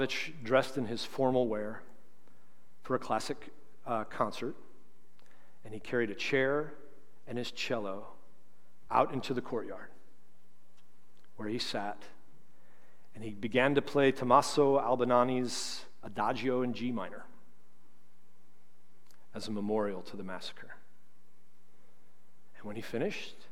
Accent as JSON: {"language": "English", "town": "St. Charles", "country": "United States", "said": "I'm from St. Charles"}